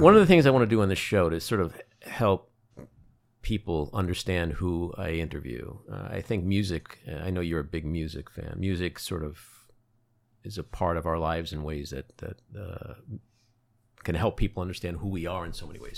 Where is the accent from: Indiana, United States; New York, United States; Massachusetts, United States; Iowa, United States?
New York, United States; New York City; I'm from Queens.